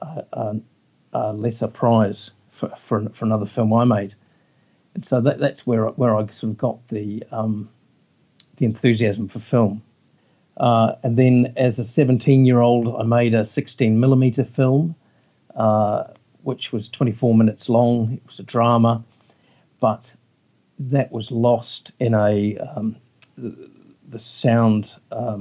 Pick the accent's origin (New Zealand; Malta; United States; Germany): New Zealand; I come from New Zealand. I live in a small town called Motueka